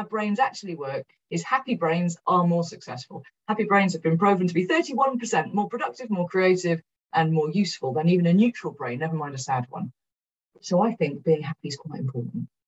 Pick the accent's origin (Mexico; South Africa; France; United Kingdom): United Kingdom; Cardiff, Wales; moved away as an adult; I'm from South Wales